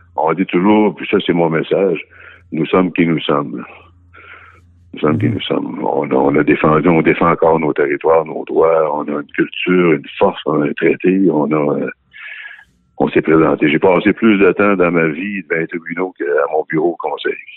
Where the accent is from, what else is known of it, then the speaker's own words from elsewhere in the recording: Wendat, Quebec, Canada; on est en milieu urbain ici, puis, euh, on est des Wandats